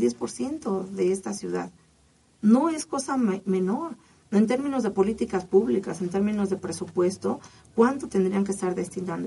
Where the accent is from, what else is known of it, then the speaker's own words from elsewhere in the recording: Mexico; todos somos mexicanos